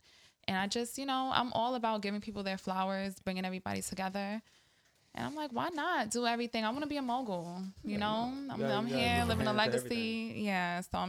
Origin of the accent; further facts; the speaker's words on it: Maryland, United States; also born or lived in Brooklyn, New York; But I did grow up in the DMV, so okay. I give DMV homage, PG County.